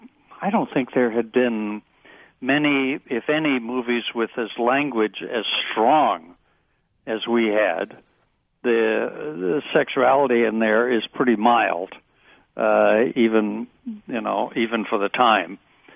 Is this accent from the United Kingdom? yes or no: yes; England, United Kingdom; also born or lived in Alabama, United States; No, you know, I grew up in England and in Alabama, really different places.